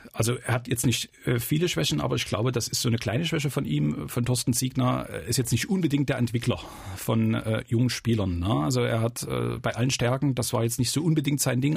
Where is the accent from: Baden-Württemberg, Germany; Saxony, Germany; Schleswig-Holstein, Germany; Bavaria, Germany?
Saxony, Germany; Zwickau; bin gebürtiger Zwickauer